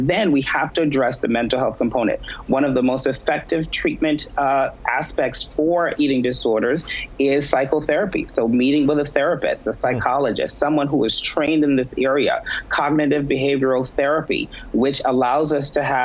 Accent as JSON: {"language": "English", "town": "New York City", "region": "New York", "country": "United States", "said": "I'm from the Bronx, New York"}